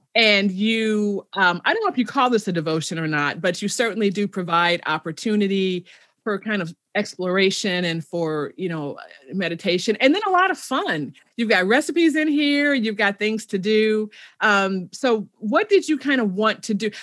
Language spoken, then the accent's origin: English; Chicago, Illinois, United States; I'm originally from Chicago, south side of Chicago.